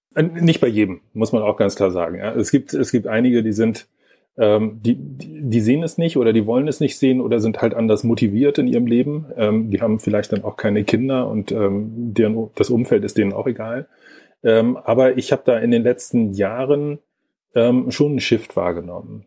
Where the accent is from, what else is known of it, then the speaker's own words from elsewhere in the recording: Lübeck, Schleswig-Holstein, Germany; moved away; also born or lived in Braunschweig; ursprünglich komme ich aus Lübeck